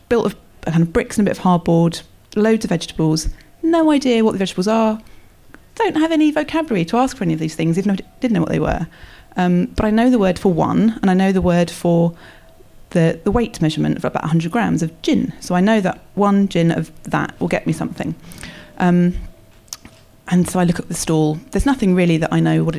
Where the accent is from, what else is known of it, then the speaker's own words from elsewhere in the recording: England, United Kingdom; moved away as an adult; also born or lived in China; I'm English